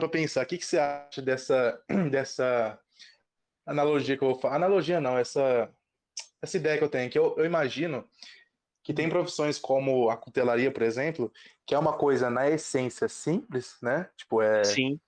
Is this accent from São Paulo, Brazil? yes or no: yes; Ribeirão Preto, São Paulo, Brazil; eu sou de Ribeirão